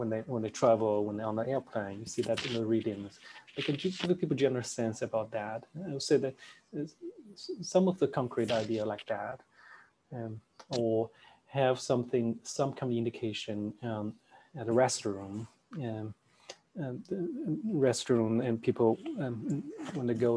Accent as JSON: {"language": "English", "country": "China", "tie": "born or raised there", "also_born_or_lived": "United States", "moved": "as an adult", "said": "I grew up in China"}